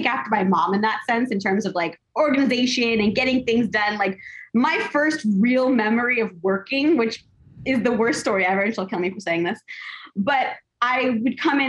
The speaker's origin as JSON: {"language": "English", "town": "Los Angeles", "region": "California", "country": "United States", "tie": "born or raised there", "said": "I'm an LA native. I'm a Los Angeles native. Like I'm one of the few people that was born and raised in California."}